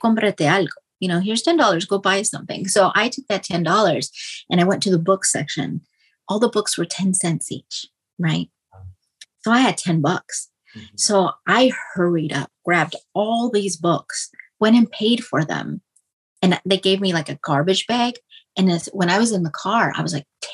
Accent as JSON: {"language": "English", "town": "Denver", "region": "Colorado", "country": "United States", "tie": "born or raised there", "said": "we grew up in Swansea, which is like a lower income area in Denver, Colorado"}